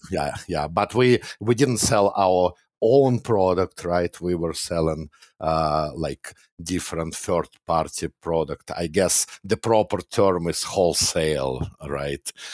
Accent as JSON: {"language": "English", "region": "Moscow", "country": "Russia", "tie": "born or raised there", "moved": "as an adult", "lives_now": "Canada", "said": "I was born and raised in Russia. Back then, actually, I was born in Soviet Union, which doesn't exist anymore, but yeah, Moscow, Russia."}